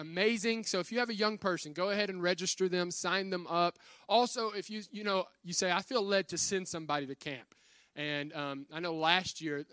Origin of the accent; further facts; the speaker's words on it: Virginia, United States; moved away; It's in my hometown